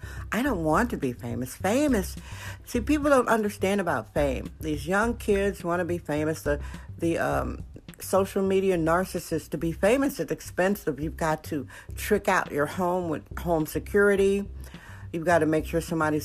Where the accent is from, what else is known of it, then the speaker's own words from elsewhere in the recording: Wisconsin, United States; now in San Francisco, United States; I was born, raised, and educated in Wisconsin